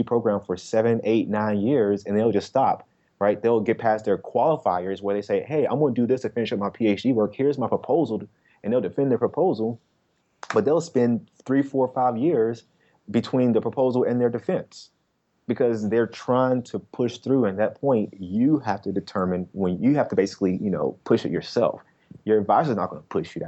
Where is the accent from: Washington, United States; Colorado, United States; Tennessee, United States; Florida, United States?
Tennessee, United States; Nashville; now in Indianapolis, United States; I'm from Nashville, Tennessee